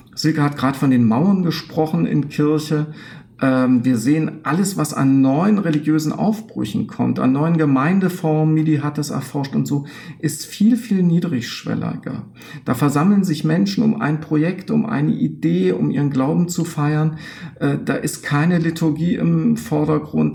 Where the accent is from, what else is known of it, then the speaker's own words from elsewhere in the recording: eastern Germany, Germany; im Osten, wo ich herkomme